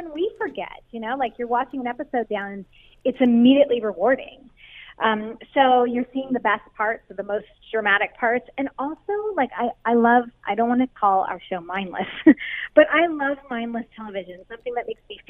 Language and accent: English; Ontario, Canada; Yeah, we actually were born and raised in Canada. Dave's from Ottawa, and I'm from, I don't know, I'm from all over Ontario.